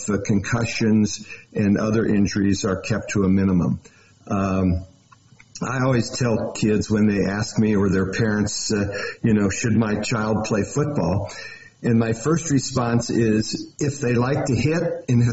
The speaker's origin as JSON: {"language": "English", "town": "Cincinnati", "region": "Ohio", "country": "United States", "also_born_or_lived": "Texas", "moved": "yes", "lives_now": "Montana, United States", "said": "I am actually from Cincinnati."}